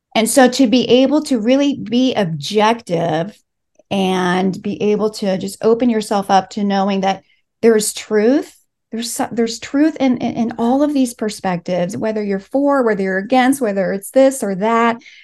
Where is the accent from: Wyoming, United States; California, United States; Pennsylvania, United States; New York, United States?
California, United States; Los Angeles; first language Spanish; English is a second language; I was born and raised here in L